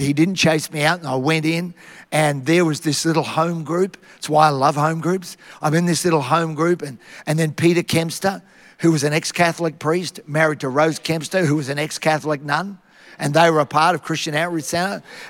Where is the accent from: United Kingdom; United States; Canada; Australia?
Australia; Tara, Queensland; I had the best upbringing you could ever have, growing up in Tara, out in the bush, and I'm still a child of the bush.